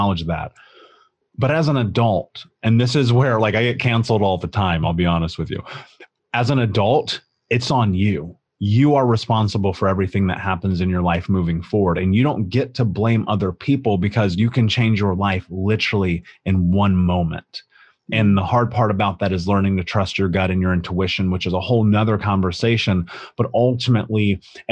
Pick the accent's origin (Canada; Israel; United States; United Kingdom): United States; Indianapolis, Indiana; I grew up in Indianapolis